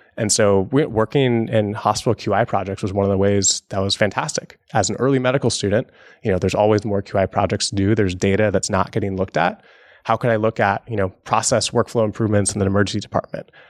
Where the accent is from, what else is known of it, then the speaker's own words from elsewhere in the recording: Seattle, Washington, United States; Growing up in Seattle under Microsoft